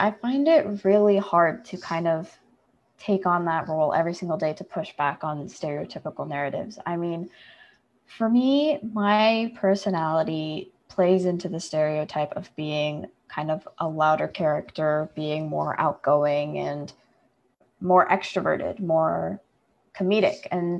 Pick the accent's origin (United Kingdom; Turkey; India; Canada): India; because I'm Indian and I'm Christian, and those are not things that people automatically assume.